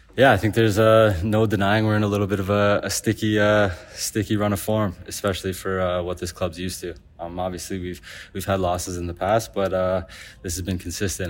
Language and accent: English; Canada; being Canadian